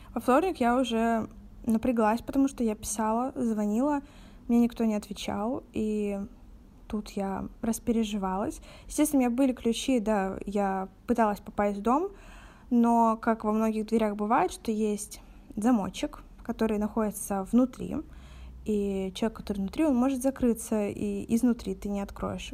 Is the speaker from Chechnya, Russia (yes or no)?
no; Novorossiysk, Krasnodar Krai, Russia; мне 18, и я из города Новороссийска